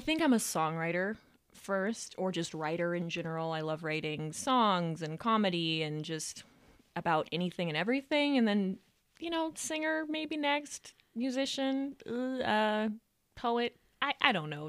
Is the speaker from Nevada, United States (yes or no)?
yes; Reno, Nevada, United States; I am from Reno, Nevada. I was born and raised here. Yeah, I've been here all my life.